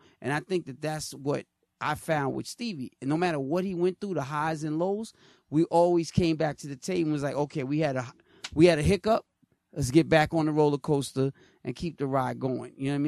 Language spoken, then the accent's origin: English; New York City, New York, United States; I grew up in Queens, with Corey, when crack was at its highest.